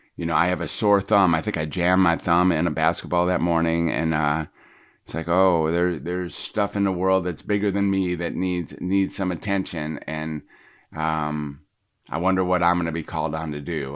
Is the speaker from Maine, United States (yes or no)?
no; Detroit, Michigan, United States; I was growing up in Detroit